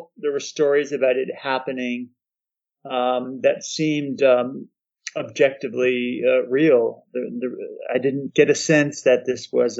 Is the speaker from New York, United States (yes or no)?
yes; Poughkeepsie, New York, United States; in the 1980s when I was a child, growing up in Poughkeepsie.